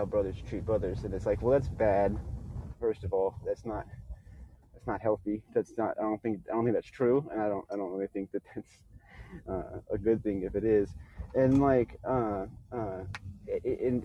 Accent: Bay Area, California, United States; also born or lived in Houston, Texas; growing up in Houston and then in the Bay Area

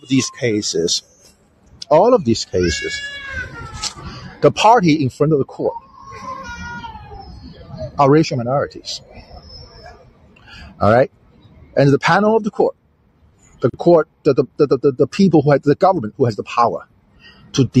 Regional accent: China; now in United States; I was born raised in China

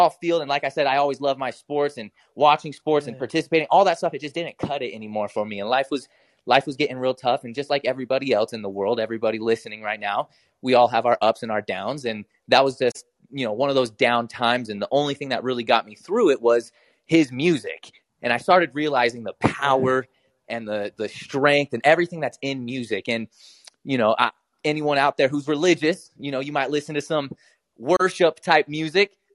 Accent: Utah, United States; born there; it's mostly I was born over here in Utah, so this is definitely the home state. So I got to show hometown love.

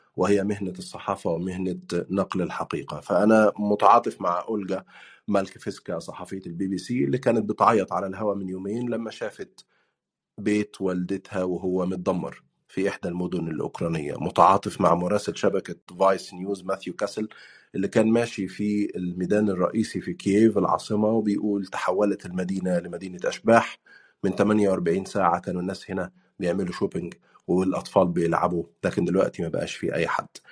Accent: Egypt; moved away as an adult; also born or lived in Turkey; now in United Kingdom; بتكلم كانسان مصري عاش تجربه اللجوء

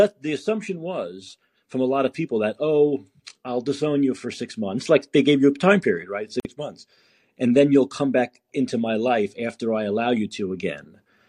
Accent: New York, United States; now in San Francisco, United States; Well, I'm from New York originally, but I live in San Francisco now.

